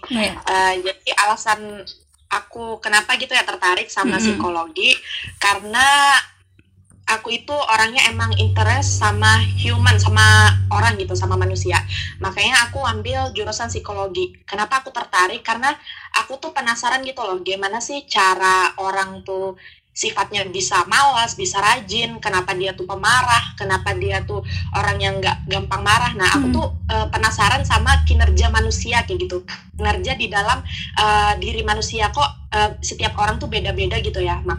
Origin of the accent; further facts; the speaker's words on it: Pangkalan Bun, Central Kalimantan, Indonesia; now in Banjarbaru, Indonesia; Jadi kenalin … Asal aku Pangkalan Bun. Sekarang aku kuliah di Banjarbaru